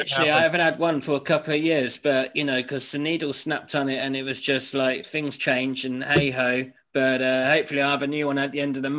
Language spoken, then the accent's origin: English; Whitstable, South East England, United Kingdom; also born or lived in Lincoln / Norfolk; Well, I was born in Lincoln, right? And when I was about two, we moved to Winstable. No, we moved to Wyndham, which is in Norfolk, Norwich, England, right? And then from there, we moved down to Winstable in Kent